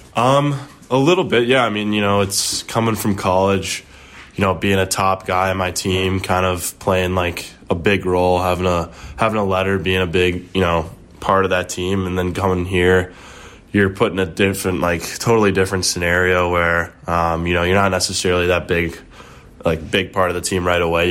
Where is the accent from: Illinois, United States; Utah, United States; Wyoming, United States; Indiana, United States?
Illinois, United States; Wilmette; Started off at, uh, the Wilmette Braves, like my hometown team.